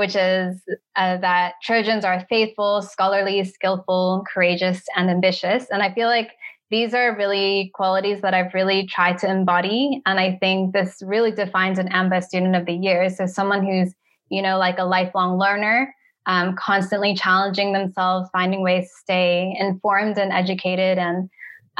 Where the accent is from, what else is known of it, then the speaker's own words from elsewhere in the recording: United States; moved away as an adult; also born or lived in Africa / Cairo; Originally, I'm American. I'm Chinese American.